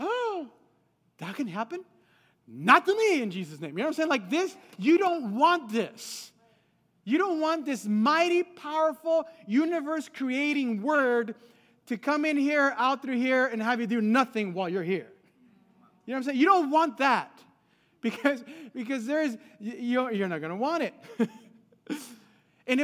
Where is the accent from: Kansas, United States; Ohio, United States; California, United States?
California, United States; Los Angeles; also born or lived in Guadalajara, Mexico; I was born in Guadalajara, Mexico, but I was raised in L.A., California